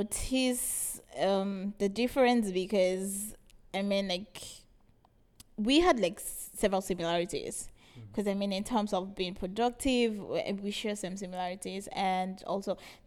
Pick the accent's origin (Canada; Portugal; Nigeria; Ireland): Nigeria; moved away as an adult; now in Ghana; I'm from Nigeria.